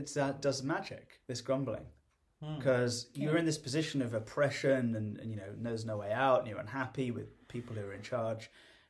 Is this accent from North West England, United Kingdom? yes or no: yes; Liverpool, North West England, United Kingdom; now in United States; one of our friends was from Liverpool, where I'm from, which is really like the grumbling heartland of the UK.